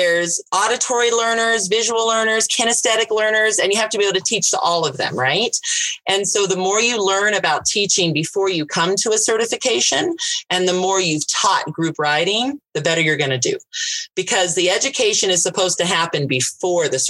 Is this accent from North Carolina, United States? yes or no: no; Southern California, United States; now in Colorado, United States; I grew up in Southern California. So there was absolutely no ranches near me